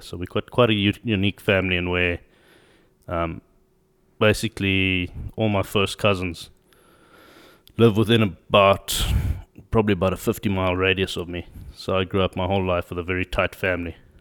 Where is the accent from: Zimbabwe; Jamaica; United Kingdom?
Zimbabwe; also born or lived in South Africa; I'm from Zimbabwe. Uh, born there, grew up there.